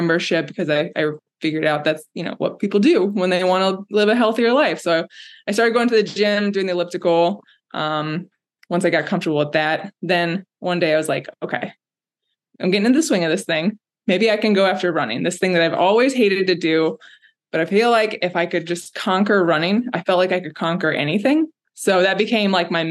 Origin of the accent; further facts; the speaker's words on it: Orlando, Florida, United States; moved away as an adult; also born or lived in Savannah, Georgia / Chicago; I was born and raised in Florida, Orlando